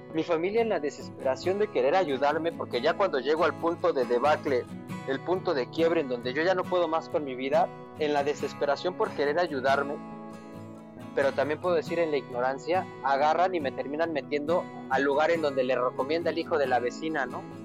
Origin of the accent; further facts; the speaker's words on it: Mexico City, Mexico; yo soy de la Ciudad de México y me acuerdo que, viva, que mis papás vivían en una colonia que se llama Nahua